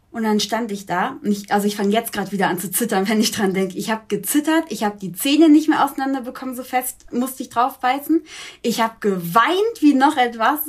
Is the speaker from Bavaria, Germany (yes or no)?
yes; Augsburg, Bavaria, Germany; wir wohnen zusammen ah. in Augsburg, noch